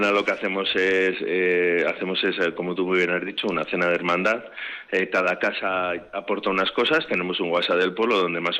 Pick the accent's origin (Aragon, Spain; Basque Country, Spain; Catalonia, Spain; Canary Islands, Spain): Basque Country, Spain; Vitoria; somos un pueblo muy pequeñito, somos del Ayuntamiento de Vitoria, pero económicamente estamos siempre jodidos